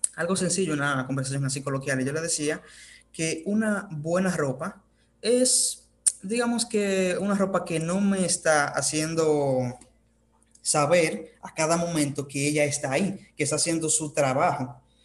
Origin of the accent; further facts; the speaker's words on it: Dominican Republic; desde donde le habla esos servidores desde República Dominicana